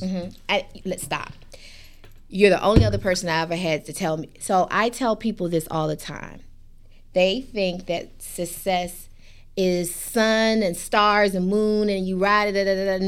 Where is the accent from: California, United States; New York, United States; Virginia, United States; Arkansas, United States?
Virginia, United States; Hampton; moved away as an adult; I came from Shell Road, Hampton, Virginia